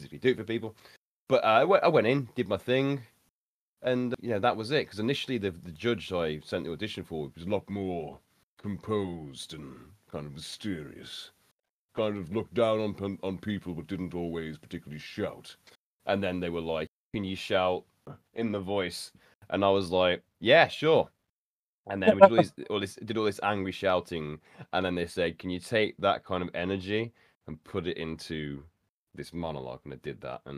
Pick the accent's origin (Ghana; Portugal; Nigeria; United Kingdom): United Kingdom; Birmingham, West Midlands; accent: Birmingham; my local Birmingham accent